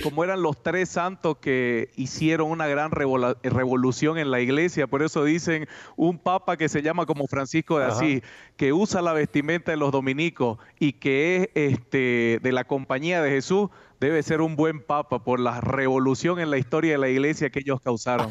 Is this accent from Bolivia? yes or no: yes; Santa Cruz de la Sierra, Santa Cruz, Bolivia; moved away as an adult; also born or lived in Cusco, Peru; now in Cochabamba, Bolivia; Bolivia, Santa Cruz, donde yo nací, es una ciudad que todavía se respeta los templos